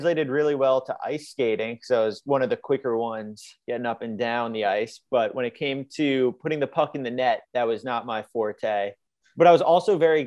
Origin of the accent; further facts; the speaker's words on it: Long Island, New York, United States; I am from Long Island, New York